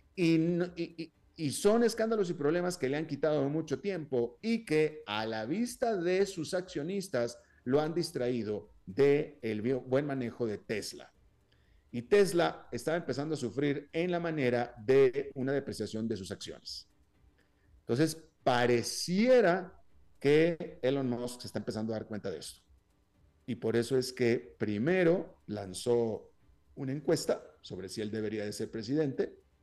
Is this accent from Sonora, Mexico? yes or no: no; Monterrey, Nuevo León, Mexico; moved away as an adult; yo soy de Monterrey, y viví los primeros 32 años de mi vida en Monterrey